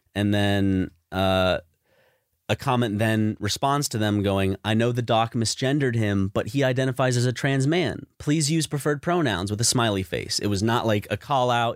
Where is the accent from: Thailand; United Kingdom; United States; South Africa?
United States; we grew up in America